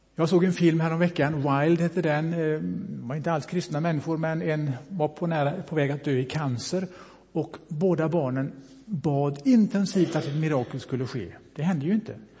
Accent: Bohuslän, Västra Götaland, Sweden; moved away; also born or lived in Mölndal; Jag är ju bohuslänning, kommer uppifrån Brasta

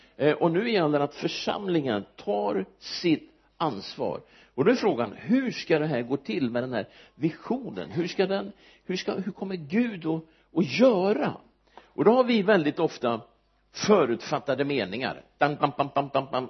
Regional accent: Örebro, Örebro County, Sweden; also born or lived in United States; jag är född i Örebro jag har bott där nästan hela mitt liv utom en sejour i USA

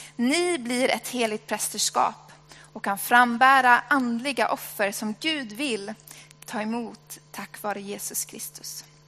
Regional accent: Sweden; jag är svensk

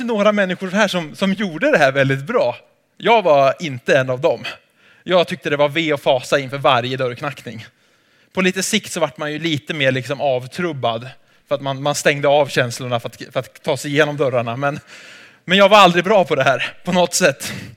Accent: Sweden; jag är från Sverige

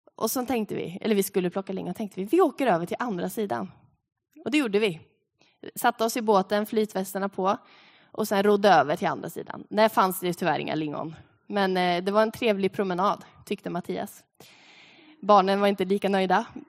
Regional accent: Sweden; som svenskar levande här på tvåtusentalet

